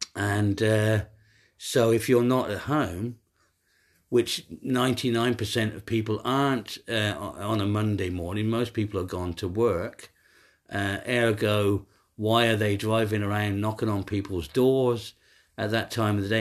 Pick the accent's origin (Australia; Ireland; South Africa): Ireland; moved away; also born or lived in Munich; I'm an Irish guy